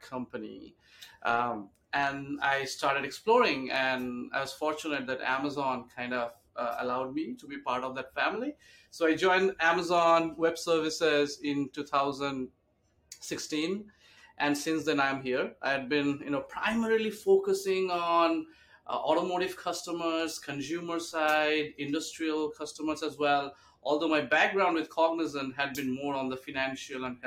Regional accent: India; moved away as an adult; also born or lived in Kolkata, India; now in New York, United States; I grew up in India, and I did all my studies over there, worked few years in Calcutta, which is like the eastern part of India. Then I moved to US in 2007

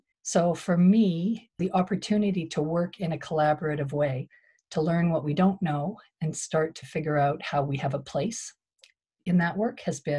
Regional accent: Treaty 7 territory, Alberta, Canada; now in Victoria, Canada; I was born in what I now know to be Treaty 7 territory in Alberta. I've been teaching at the University of Victoria for 20 years now

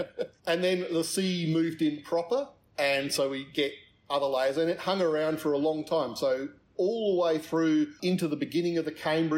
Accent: Adelaide, South Australia, Australia; now in Alice Springs, Australia; I grew up in Adelaide, yes, in South Australia.

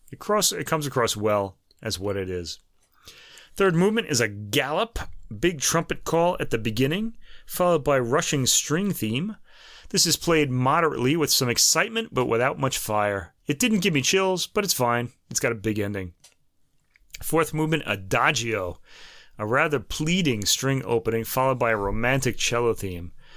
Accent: United States; we're American

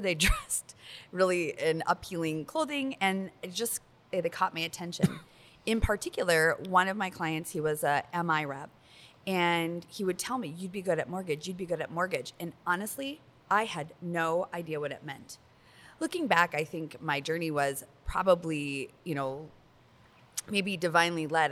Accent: Minnesota, United States; like forty-five minutes from my hometown

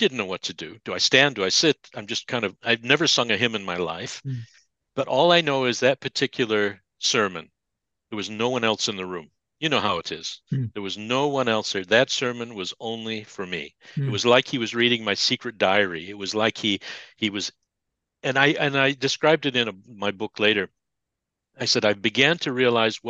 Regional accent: United States; moved away; as an American

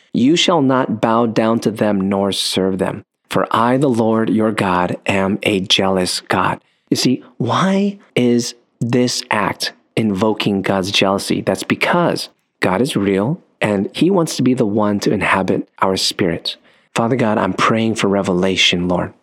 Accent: United States; born in the States

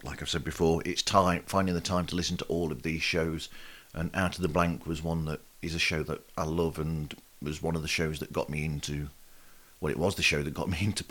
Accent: United Kingdom; not being American or Canadian and being Brit

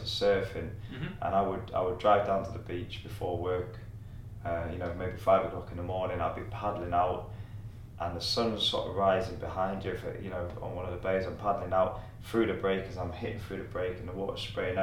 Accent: the Northeast, North East England, United Kingdom; moved away; I'm from the Northeast

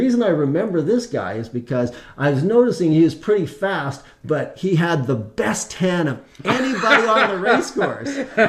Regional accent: Alberta, Canada; now in British Columbia, Canada; I was originally from Alberta

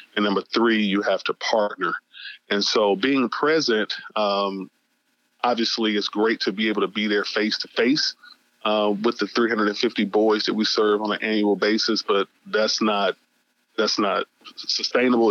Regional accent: Atlanta, Georgia, United States; I was born and raised in Atlanta, Georgia, in 1976, and uh, was a Grady baby

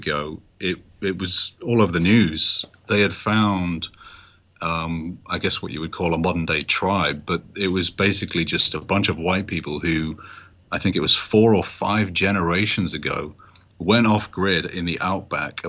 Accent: United Kingdom; now in United States; As a British guy who, you know, now lives in America

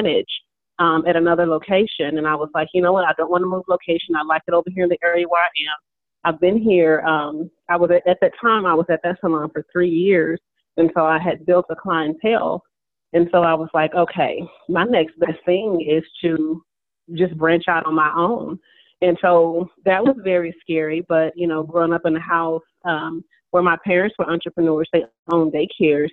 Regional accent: Dallas, Texas, United States; moved away as an adult; also born or lived in Birmingham; now in Louisville, United States; We pretty much grew up in Dallas, went to school in Dallas, but I graduated from, Cedar Hill High School

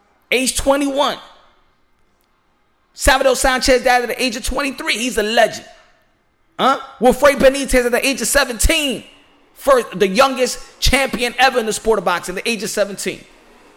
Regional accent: New York City, New York, United States; I'm from New York City. Shout out Harlem. Wash Heights

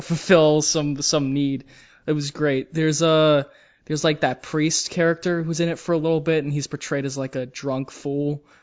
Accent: United States; I'm an American

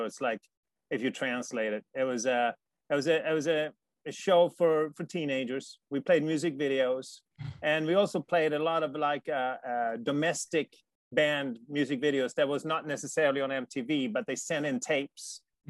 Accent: Sweden; Life in Sweden is fantastic. Like I said, I'm not an immigrant because I don't like where I came from.

